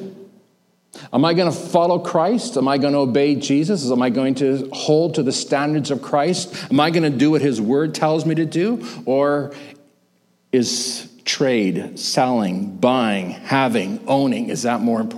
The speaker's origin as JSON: {"language": "English", "country": "Canada", "tie": "born or raised there", "said": "I was born in Canada"}